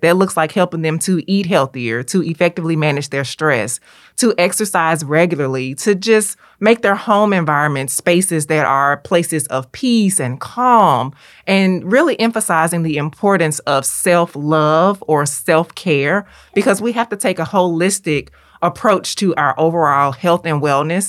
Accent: Memphis, Tennessee, United States; as a native Memphian, as a Southern girl through and through

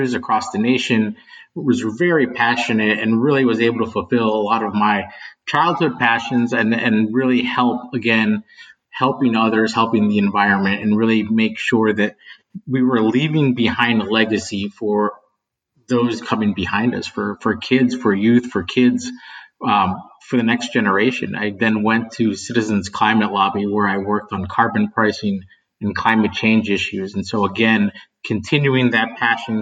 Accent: West Virginia, United States; I grew up in West Virginia

